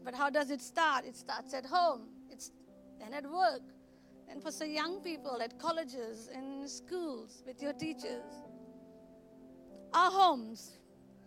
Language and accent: English; Goa, India; moved away; I was brought up in Goa, where we were ruled by Portuguese for 410 years.